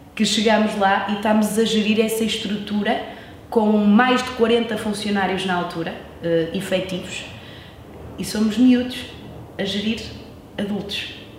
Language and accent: Portuguese; Norte, Portugal; accent: northern Portuguese (sotaque do Norte); also born or lived in Coimbra; tenho 30 anos, sou de Vila Nova